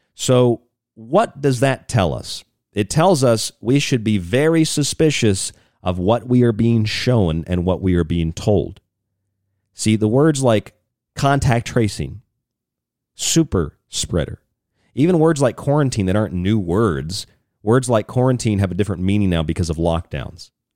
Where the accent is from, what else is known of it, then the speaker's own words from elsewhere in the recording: Florida, United States; when I was a kid, I grew up in Florida